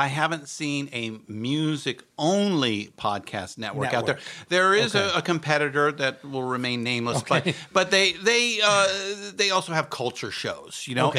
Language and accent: English; California, United States; When I moved up there from Orange County when I was in high school.